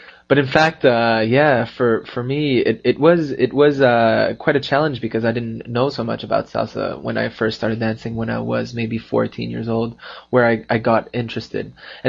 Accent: Canada; also born or lived in Spain; being Canadian

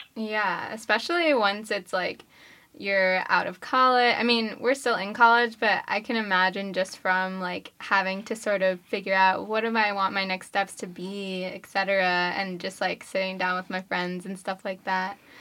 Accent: New York, United States; I'm from New York

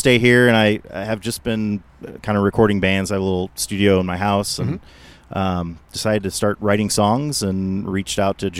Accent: Detroit, Michigan, United States; now in Indianapolis, United States; I grew up in Detroit, in the Detroit area.

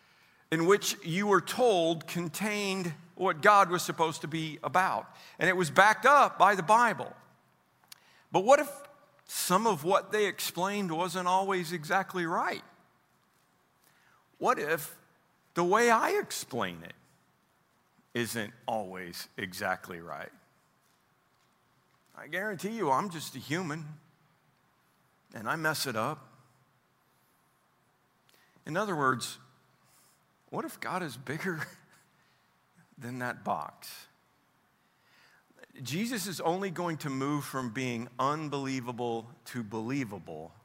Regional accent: Oklahoma, United States; also born or lived in Roby, Missouri; I'm from Oklahoma, but I was born in Missouri.

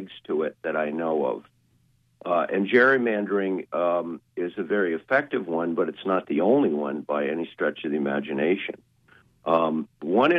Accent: Richmond, Vermont, United States; also born or lived in Steuben, Maine; I'm actually from Richmond, Vermont, but I have a house in Steuben

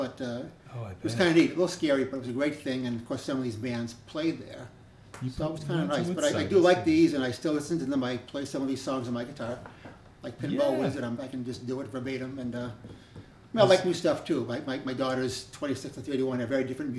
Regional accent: Newton, Massachusetts, United States; I grew up in Newton, Mass

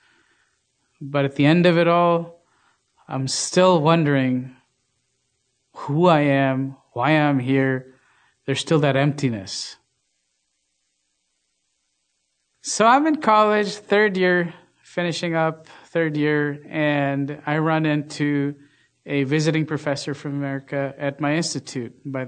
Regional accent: India; When I was a little boy growing up in India, my mom told me that God was a very personal God.

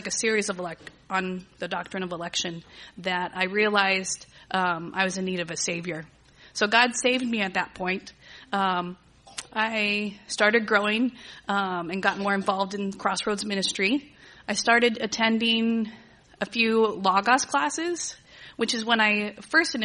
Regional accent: Agua Dulce, California, United States; also born or lived in Torrance, California; I was born and raised here in Southern California. I was born in Torrance. My family moved up to Agua Dulce when I was in second grade

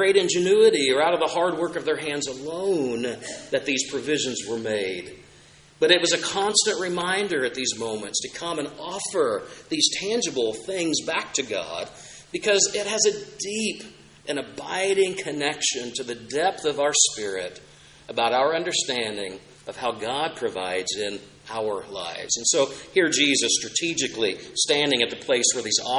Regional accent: Oklahoma, United States; I had the chance just one summer growing up in Oklahoma

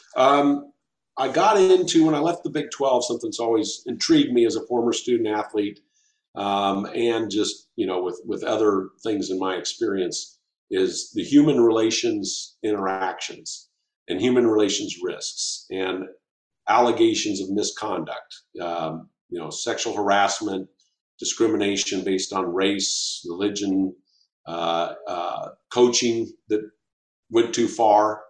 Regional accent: Walla Walla, Washington, United States; moved away; also born or lived in Nashville, Tennessee; my family who are all here in my hometown of Walla Walla, Washington. So after 40 years of being gone, it was good to return

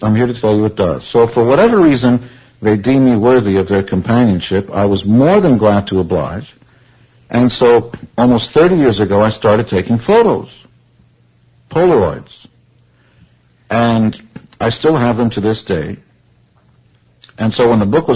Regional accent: Israel; I come from Israel

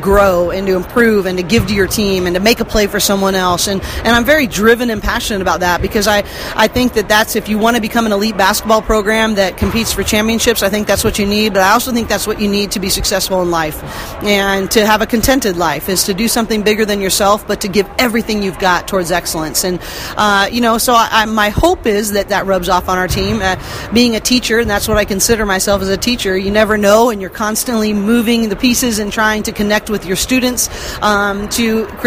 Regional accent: outside the Bay Area, California, United States; I grew up outside the Bay Area

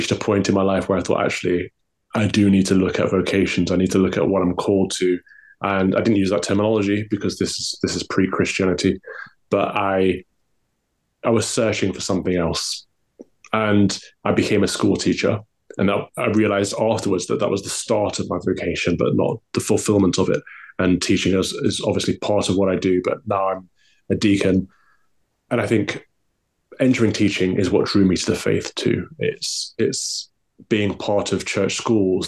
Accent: East Midlands, United Kingdom; I'm from the Midlands, from the East Midlands.

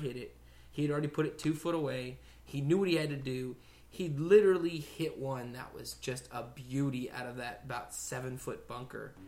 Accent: Dallas, Texas, United States; now in Austin, United States; we're all from Dallas

